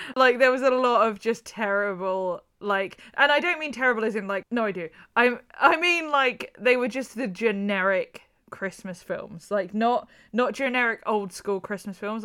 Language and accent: English; Ireland; Like, I'm Irish.